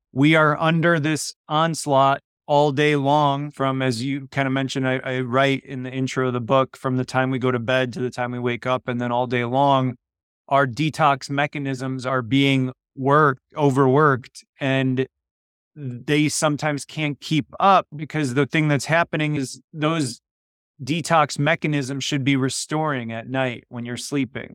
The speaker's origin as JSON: {"language": "English", "town": "Chicago", "region": "Illinois", "country": "United States", "tie": "born or raised there", "first_language": "Polish", "second_language": "English", "said": "I was born in Chicago, first generation, but I grew up speaking Polish before I learned English"}